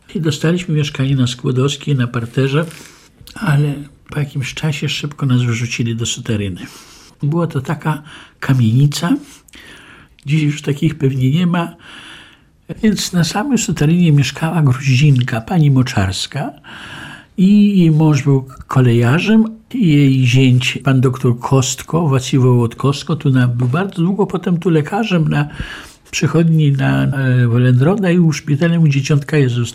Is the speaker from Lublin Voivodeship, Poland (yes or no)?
yes; Lublin, Lublin Voivodeship, Poland; Urodziłem się w Lublinie 20 kwietnia 1948 roku